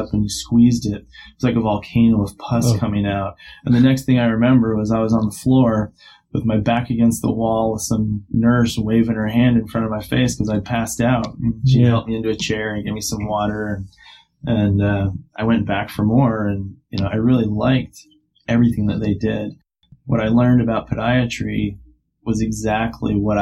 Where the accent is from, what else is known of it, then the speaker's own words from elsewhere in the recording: Madison, Wisconsin, United States; I grew up in Madison, Wisconsin